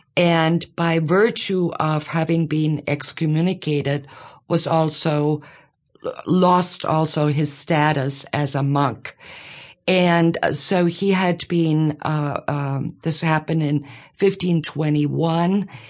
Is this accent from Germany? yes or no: yes; Bavaria, Germany; moved away as an adult; now in Monroe, United States; I grew up in Bavaria.